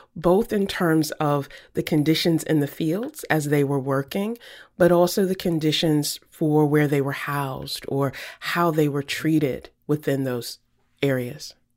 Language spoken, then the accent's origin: English; Virginia, United States; I grew up in Virginia